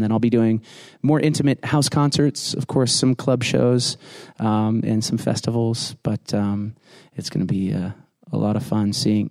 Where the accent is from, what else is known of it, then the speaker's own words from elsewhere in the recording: South Burlington, Vermont, United States; I was born and raised in South Burlington, Vermont.